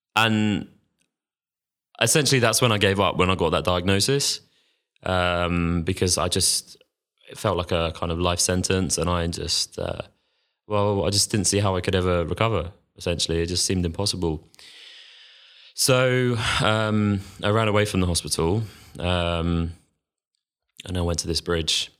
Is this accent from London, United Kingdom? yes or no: yes; London, United Kingdom; also born or lived in Manchester; I'm from London, I, I went off to university in Manchester.